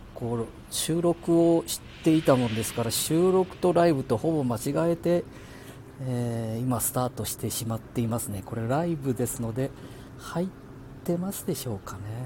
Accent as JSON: {"language": "Japanese", "town": "Handa", "region": "Aichi", "country": "Japan", "said": "我が町半田亀崎"}